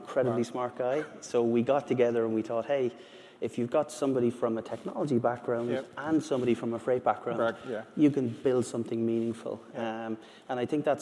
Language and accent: English; Ireland; I'm from Ireland.